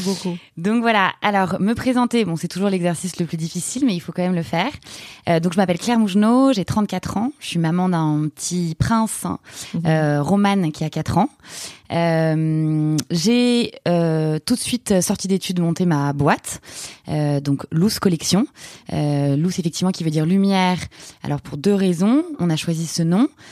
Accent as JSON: {"language": "French", "town": "Paris", "region": "Île-de-France", "country": "France", "tie": "born or raised there", "also_born_or_lived": "Buenos Aires, Argentina", "moved": "as an adult", "said": "je suis une Parisienne 100%. Euh, j'ai fait mes études entre saint de passy La Tour"}